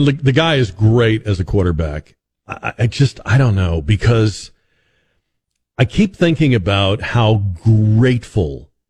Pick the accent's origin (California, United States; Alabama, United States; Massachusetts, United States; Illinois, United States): Massachusetts, United States; Boston; because, you know, I'm from Boston, New York, Boston, Philadelphia. Those fans are crazy.